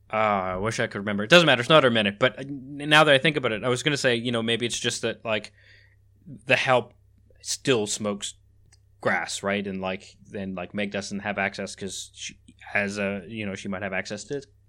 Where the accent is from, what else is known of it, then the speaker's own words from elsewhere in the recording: Canada; moved away; also born or lived in Netherlands; in Canada where I was born and raised